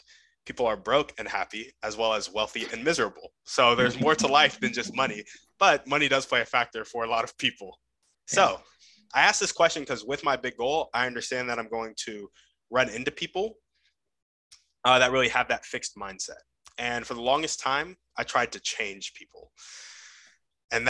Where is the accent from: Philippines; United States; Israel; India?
United States; what I learned growing up in America in my school system